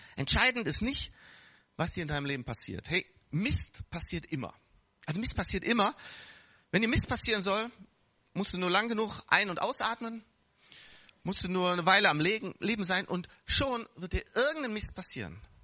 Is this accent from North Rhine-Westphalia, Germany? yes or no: yes; Bonn, North Rhine-Westphalia, Germany; wir hatten ein wunderschönes äh, Spielzeuggeschäft in Bonn, da wo ich aufgewachsen bin